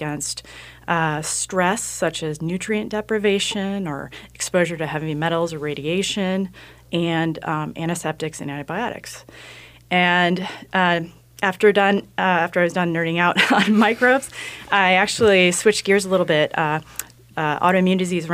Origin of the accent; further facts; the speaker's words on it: Cedar Rapids, Iowa, United States; moved away as an adult; also born or lived in Berkeley; I'm actually born and raised in Cedar Rapids, Iowa